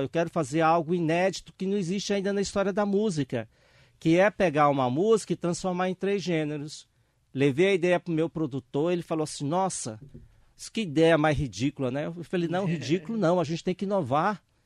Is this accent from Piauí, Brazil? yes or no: yes; Miguel Alves, Piauí, Brazil; moved away as an adult; also born or lived in São Paulo; now in Ferraz de Vasconcelos, Brazil; minha cidade lá no Piauí